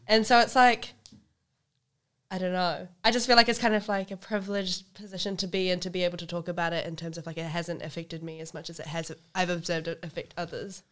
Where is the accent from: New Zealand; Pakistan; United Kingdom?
New Zealand; I've grown up as a Kiwi Indian